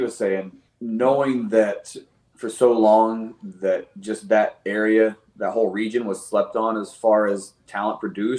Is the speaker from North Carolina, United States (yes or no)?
yes; Old Fort, North Carolina, United States; growing up in Old Fort, North Carolina